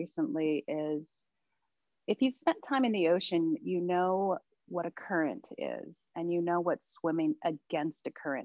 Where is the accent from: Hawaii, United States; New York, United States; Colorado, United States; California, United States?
Hawaii, United States; Maui, Makawao; growing up on Maui, especially where I grew up, which was upcountry, the town of Mukwau